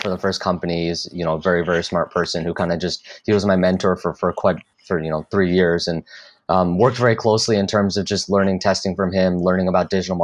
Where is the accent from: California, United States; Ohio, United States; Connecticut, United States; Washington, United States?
Connecticut, United States; now in Austin, United States; I'm actually from Connecticut